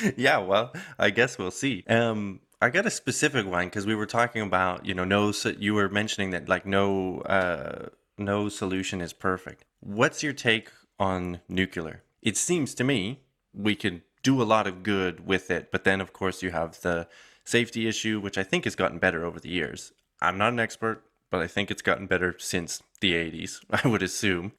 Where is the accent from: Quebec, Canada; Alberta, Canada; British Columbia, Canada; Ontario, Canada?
Alberta, Canada; Calgary; my hometown, Calgary